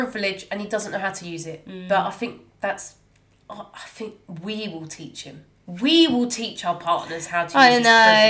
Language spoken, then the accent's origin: English; United Kingdom; I've got a British passport. Yeah, I was born here. I still don't see myself as like proper British. But that's because how I was brought up.